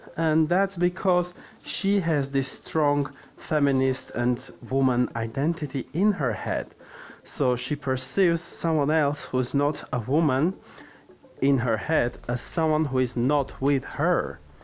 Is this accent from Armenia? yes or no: yes; Armenia; I'm from Armenia, the Republic of Armenia